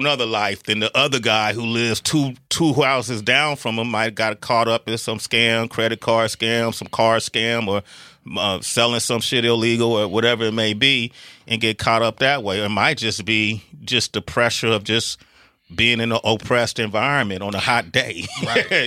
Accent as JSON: {"language": "English", "town": "Oakland", "region": "California", "country": "United States", "tie": "born or raised there", "said": "… and I grew up in Oakland, California"}